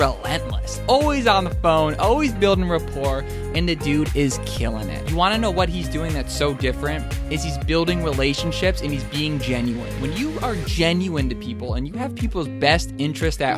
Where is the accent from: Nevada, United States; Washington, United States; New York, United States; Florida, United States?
New York, United States; Albany; out here in my hometown of Albany, New York